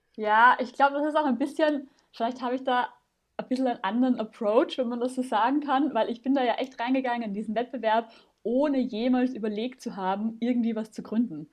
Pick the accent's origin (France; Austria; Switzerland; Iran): Austria; Vienna; moved away as an adult; now in Germany; Ich komme ursprünglich aus Wien. Ich hoffe, man hört es nicht mehr allzu sehr